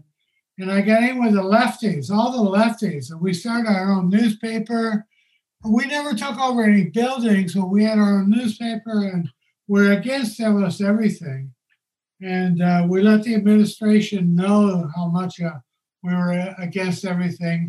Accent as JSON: {"language": "English", "town": "Tulsa", "region": "Oklahoma", "country": "United States", "tie": "born or raised there", "also_born_or_lived": "New York City / Los Angeles", "moved": "as an adult", "said": "I grew up in Tulsa"}